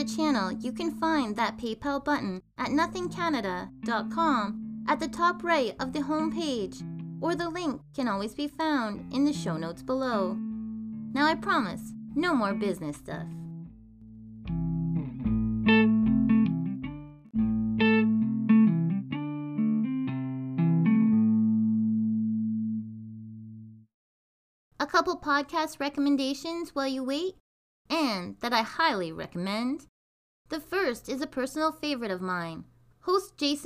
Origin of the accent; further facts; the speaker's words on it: Canada; this Canadian girl